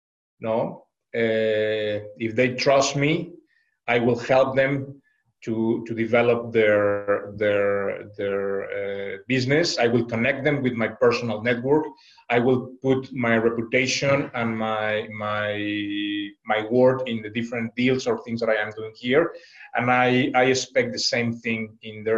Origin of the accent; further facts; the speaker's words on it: Mexico; now in China; I am originally from Mexico